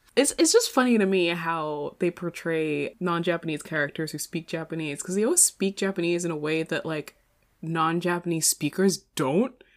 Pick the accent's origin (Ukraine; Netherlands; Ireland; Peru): Ireland; accent: kind of Irish; moved away; I'd have like a, a kind of Irish accent